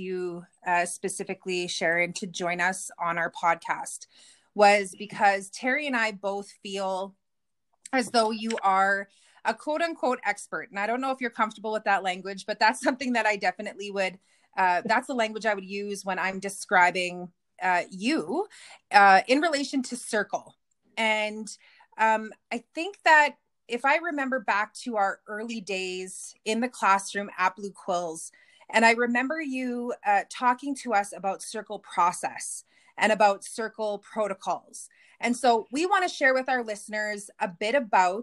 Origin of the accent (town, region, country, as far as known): Kehewin Cree Nation, Alberta, Canada